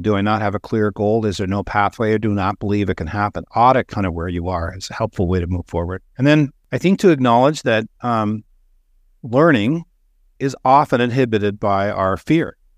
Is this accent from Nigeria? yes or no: no; Canada; I grew up in Canada